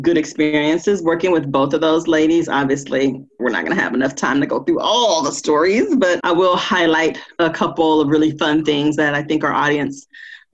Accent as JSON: {"language": "English", "town": "Compton", "region": "California", "country": "United States", "tie": "born or raised there", "said": "I grew up in Compton, and those two cities are really close. In LA, it's about 15 minutes apart."}